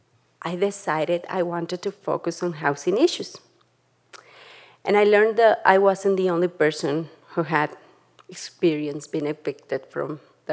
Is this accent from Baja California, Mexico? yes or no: no; Tlaxcala, Mexico; now in Jackson, United States; I grew up in Tlaxcala, Mexico, with my mom